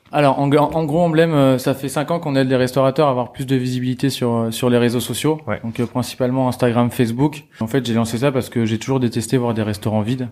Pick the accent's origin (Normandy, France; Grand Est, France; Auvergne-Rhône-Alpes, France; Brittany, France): Normandy, France; je viens de Normandie